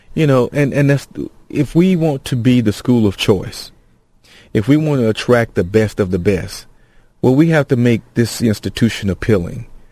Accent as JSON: {"language": "English", "town": "Gainesville", "region": "Georgia", "country": "United States", "tie": "born or raised there", "said": "in Gainesville, my hometown"}